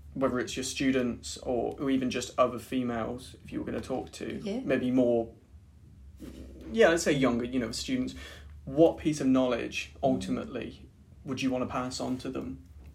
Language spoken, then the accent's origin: English; United Kingdom; It's part of being British, I suppose, isn't it?